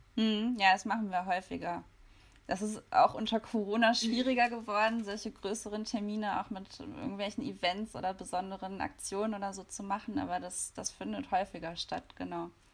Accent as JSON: {"language": "German", "town": "Hanover", "region": "Lower Saxony", "country": "Germany", "said": "ich komme eigentlich aus Hannover"}